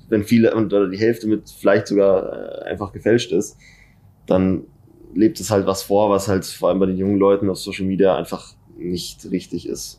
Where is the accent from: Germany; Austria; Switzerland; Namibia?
Germany; Munich, Bavaria; ich bin in München geboren und wohne auch schon seit immer in München